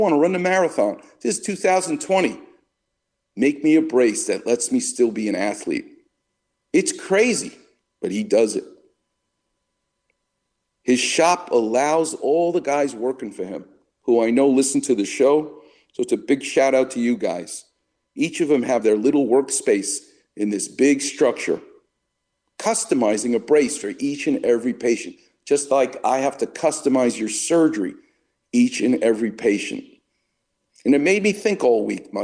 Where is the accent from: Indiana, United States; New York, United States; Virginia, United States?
New York, United States; St. Joseph's Hospital, where I was born in Far Rockaway